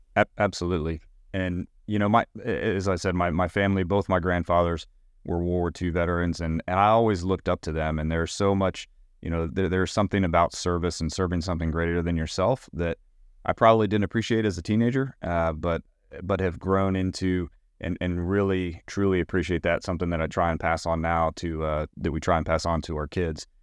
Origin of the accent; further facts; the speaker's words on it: Knoxville, Tennessee, United States; also born or lived in Richmond, Virginia; I'm originally from Knoxville, Tennessee. I grew up there